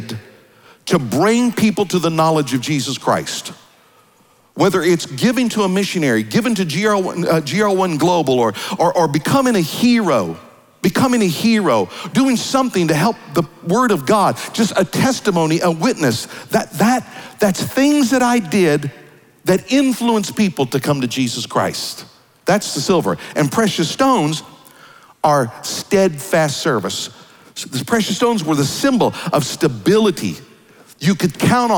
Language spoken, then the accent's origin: English; Kansas, United States; I was raised in Kansas